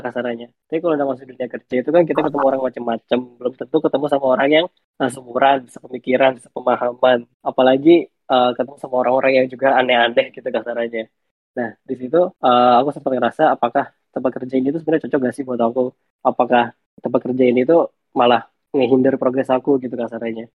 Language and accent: Indonesian; Bogor, West Java, Indonesia; aku asalnya dari Bogor